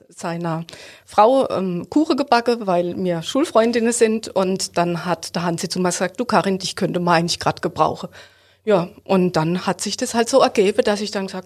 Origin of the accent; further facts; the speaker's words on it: Hofweier, Baden-Württemberg, Germany; Ich komme aus Hofweier.